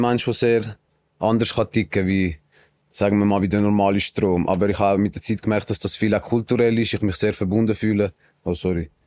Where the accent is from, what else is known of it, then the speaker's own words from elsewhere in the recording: Switzerland; also born or lived in Colombia; wir als Schweizer